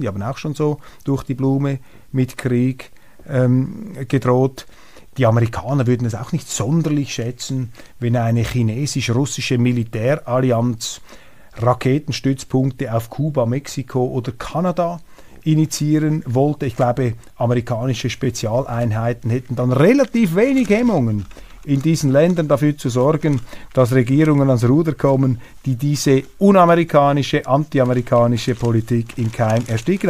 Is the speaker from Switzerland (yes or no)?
yes; Switzerland; accent: Swiss German-tinged Standard German